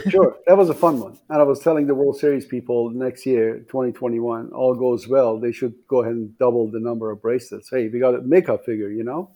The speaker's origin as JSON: {"language": "English", "town": "Tehran", "region": "Tehran Province", "country": "Iran", "tie": "born or raised there", "also_born_or_lived": "Iranian Azerbaijan / Portland, Oregon", "second_language": "English", "moved": "as an adult", "lives_now": "Las Vegas, United States", "said": "I was born in the southern Azerbaijan. That's northern part of Iran, and then uh, moved to the capital of uh, Iran, that's Tehran, when I was six years old, uh, and then moved to Portland, Oregon, when I was 18 years old"}